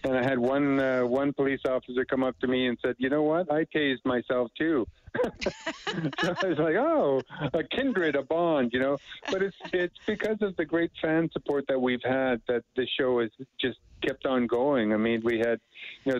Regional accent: Edmonton, Alberta, Canada; moved away as an adult; Growing up in Edmonton back in the day

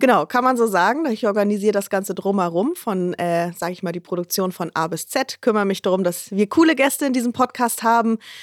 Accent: Hamburg, Germany; Ich komme aus Hamburg

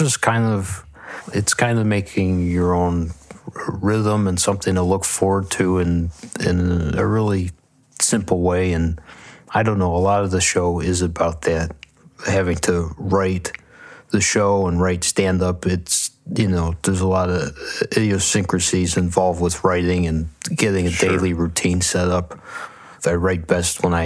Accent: Buffalo, New York, United States; growing up in Buffalo

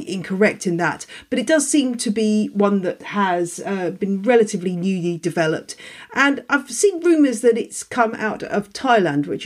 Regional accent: United Kingdom; as we British say

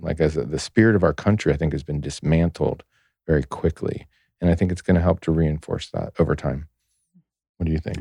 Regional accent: United States

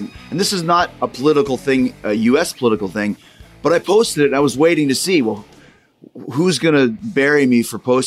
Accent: Winnipeg, Manitoba, Canada; also born or lived in Saskatchewan; growing up, actually in Saskatchewan, Manitoba, obviously I'm from Winnipeg

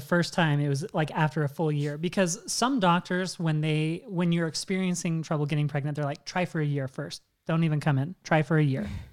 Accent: Washington, United States; I'm originally from Washington State

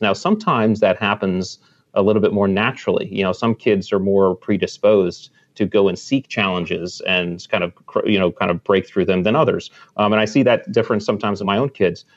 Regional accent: Connecticut, United States; I grew up in Connecticut, right on the water

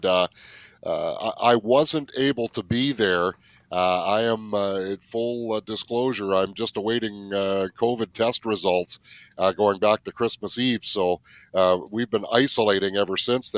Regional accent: West Coast, British Columbia, Canada; now in Manitoba, Canada; I grew up on the West Coast. Manitoba's my home now

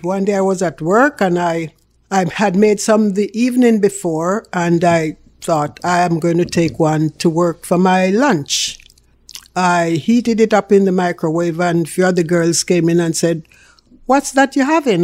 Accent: Jamaica; accent: Jamaican; now in Canada; I am a real Jamaican. You can hear that in my accent. So it's real Jamaican

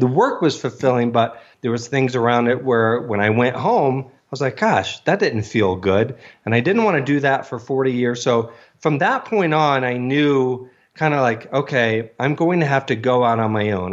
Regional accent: Virginia, United States; moved away as an adult; also born or lived in Vail, Colorado / North Carolina / Dallas, Texas; now in Denver, United States; I grew up in Virginia

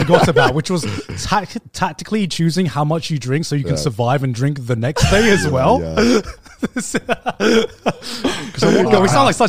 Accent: United Kingdom; now in Japan

